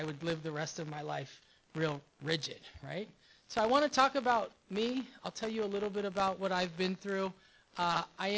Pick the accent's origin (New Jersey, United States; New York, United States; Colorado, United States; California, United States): California, United States; Los Angeles; I do come from West L.A. I'm from Rancho Park. I went to Palms Middle School, Hamilton High School, Culver City area